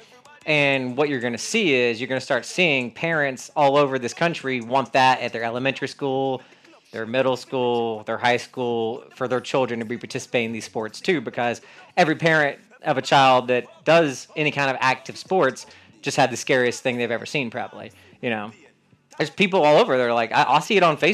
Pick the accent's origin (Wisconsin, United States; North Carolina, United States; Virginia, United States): North Carolina, United States; I'm from North Carolina